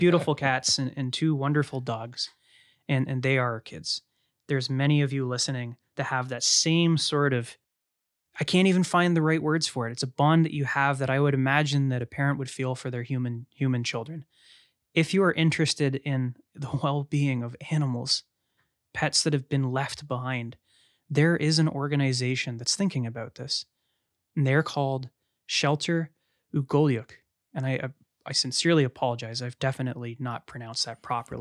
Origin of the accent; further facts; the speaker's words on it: London, Ontario, Canada; As a Canadian, as a privileged white man in London, Ontario, Canada